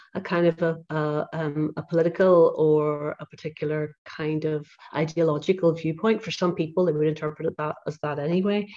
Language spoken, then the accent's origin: English; Belfast, Northern Ireland, United Kingdom; moved away as an adult; also born or lived in Glasgow, Scotland; I grew up in Belfast